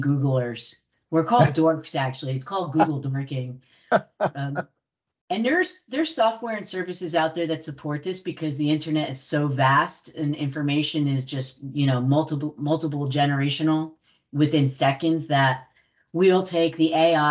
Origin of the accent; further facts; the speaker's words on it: New Jersey, United States; I'm from Jersey.